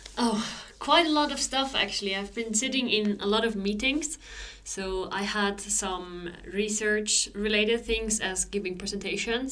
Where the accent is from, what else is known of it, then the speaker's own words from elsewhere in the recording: Switzerland; moved away as an adult; now in Sweden; I grew up in Switzerland